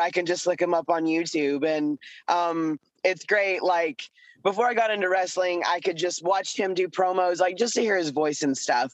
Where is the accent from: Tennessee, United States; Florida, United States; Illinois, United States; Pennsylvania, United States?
Tennessee, United States; Chattanooga; I was born near Chattanooga, Tennessee, which is uh, at the foothills of the Appalachian Mountains. So we lived on a mountain